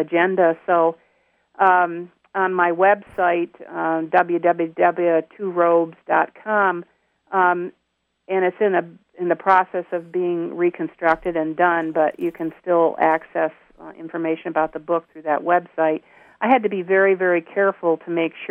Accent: upstate New York, United States; moved away; I'm a native of New York, upstate New York

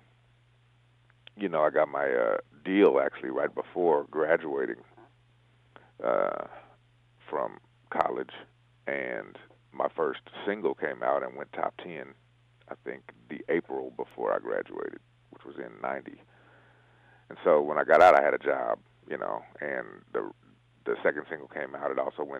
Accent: San Francisco, California, United States; also born or lived in Oakland / Davis; grew up and born and raised in San Francisco

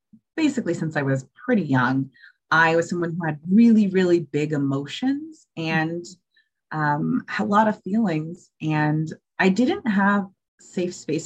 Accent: Georgia, United States; also born or lived in New York; I moved from New York to Georgia

